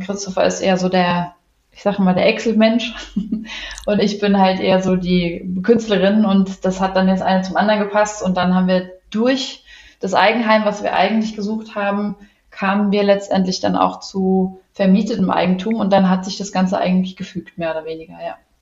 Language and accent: German; Wiesbaden, Hesse, Germany; bin aus Wiesbaden, wohne auch in Wiesbaden